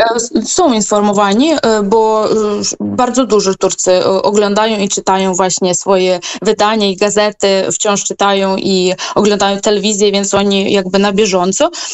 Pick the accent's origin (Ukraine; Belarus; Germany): Ukraine; moved away as an adult; now in Turkey; jako Ukrainka